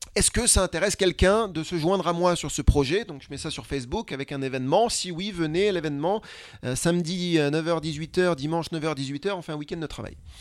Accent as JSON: {"language": "French", "country": "France", "said": "je suis français"}